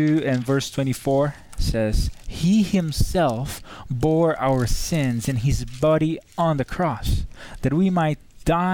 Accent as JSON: {"language": "English", "country": "Brazil", "moved": "yes", "said": "I'm from Brazil"}